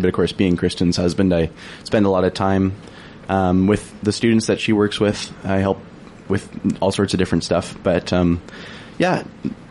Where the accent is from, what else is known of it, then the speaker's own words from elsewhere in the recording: Smithers, British Columbia, Canada; moved away as an adult; now in Prince George, Canada; I grew up in the Balka Valley.